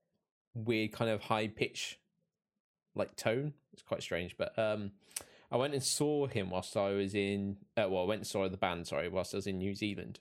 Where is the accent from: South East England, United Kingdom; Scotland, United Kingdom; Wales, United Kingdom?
South East England, United Kingdom; Reading; moved away; I'm from Reading originally in the UK